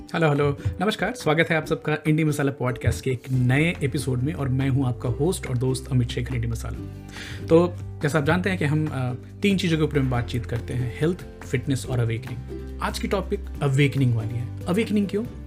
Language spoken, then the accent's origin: Hindi; Bihar, India; मैं बिहार से हूँ